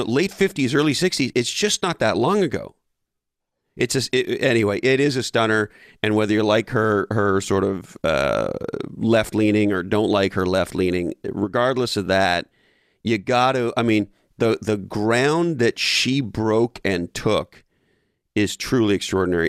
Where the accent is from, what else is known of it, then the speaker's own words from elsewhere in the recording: Canada; I grew up in Canada